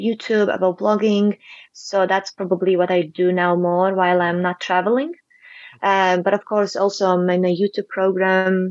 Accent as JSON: {"language": "English", "country": "Latvia", "also_born_or_lived": "Huelva, Spain", "moved": "as an adult", "lives_now": "Gibraltar", "said": "I'm originally from Latvia"}